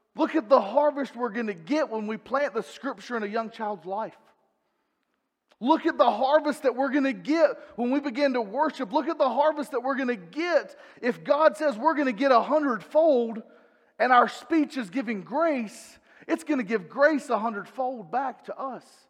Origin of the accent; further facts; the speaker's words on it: North Carolina, United States; I'm from the South, I'm from North Carolina